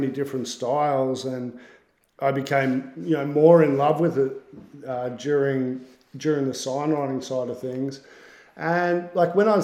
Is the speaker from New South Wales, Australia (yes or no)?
no; Bendigo, Victoria, Australia; now in Melbourne, Australia; I grew up in Bendigo, actually, which is like country Victoria.